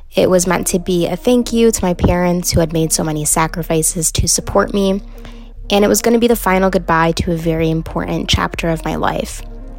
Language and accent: English; Chicago, Illinois, United States; I am from Chicago, Illinois.